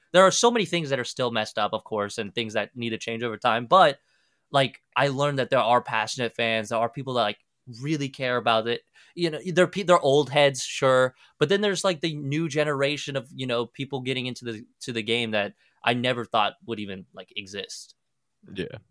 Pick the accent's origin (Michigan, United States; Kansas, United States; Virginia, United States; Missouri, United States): Kansas, United States; also born or lived in Argentina; while I was growing up in Kansas